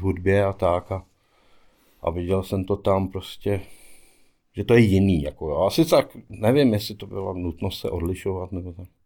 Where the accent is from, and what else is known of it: Sušice, Plzeň Region, Czechia; born or raised there; moved away as an adult; also born or lived in Prachatice / Melbourne, Australia / Sydney, Australia / New York, United States